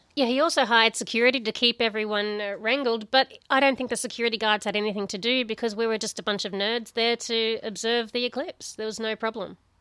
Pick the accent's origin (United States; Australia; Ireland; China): Australia; coming to the U S for the very first time as an Australian